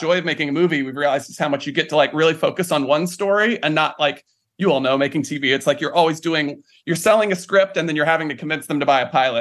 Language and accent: English; Morganton, North Carolina, United States; moved away as an adult; now in New York, United States; I grew up in North Carolina